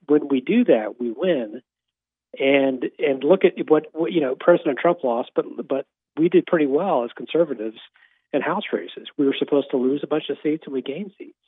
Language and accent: English; Kansas, United States; my home state of Kansas